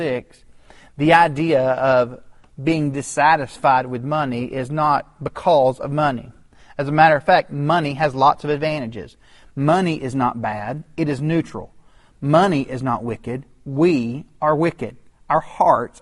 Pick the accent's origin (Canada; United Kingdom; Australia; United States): United States; Chattanooga, Tennessee; my hometown of Chattanooga